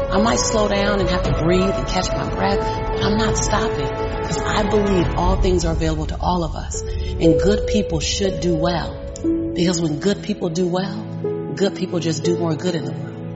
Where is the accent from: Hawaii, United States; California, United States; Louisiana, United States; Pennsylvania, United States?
California, United States; Los Angeles; born and raised in South Central